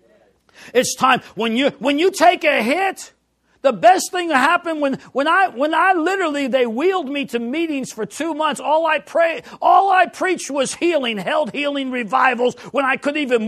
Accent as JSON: {"language": "English", "town": "New York City", "region": "New York", "country": "United States", "tie": "born or raised there", "said": "I grew up in New York City"}